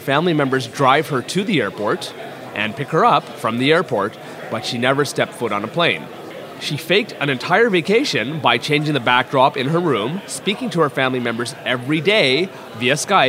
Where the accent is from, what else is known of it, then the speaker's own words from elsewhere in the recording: Toronto, Ontario, Canada; I'm from Toronto, Ontario, which is situated in Canada, if you haven't heard of Rob Ford.